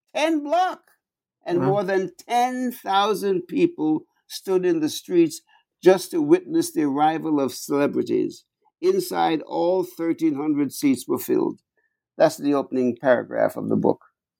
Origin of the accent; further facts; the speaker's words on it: New York, United States; If you walk anywhere, I'm a New Yorker, right?